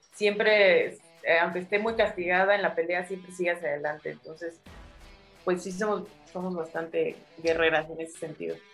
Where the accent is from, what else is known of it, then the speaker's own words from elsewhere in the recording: San Pedro Cholula, Puebla, Mexico; moved away as an adult; also born or lived in Mexico City / Tijuana / Guadalajara; creció en un, digamos, en un lugar de provincia, o sea, nosotros vivimos en San Pedro, Cholula